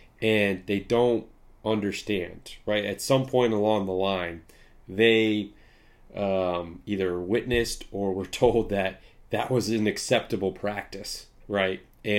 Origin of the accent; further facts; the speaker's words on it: Midwest, United States; You know, I'm in the Midwest. I grew up in the Midwest.